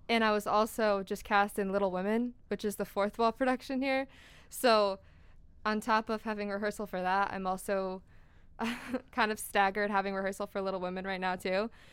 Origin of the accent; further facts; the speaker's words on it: Wallingford, Connecticut, United States; also born or lived in West Hartford; I'm from Wallingford